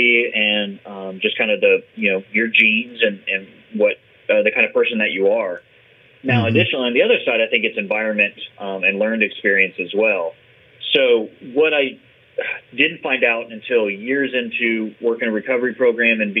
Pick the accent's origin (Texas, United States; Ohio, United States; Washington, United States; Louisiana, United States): Texas, United States; San Antonio; I grew up in San Antonio, Texas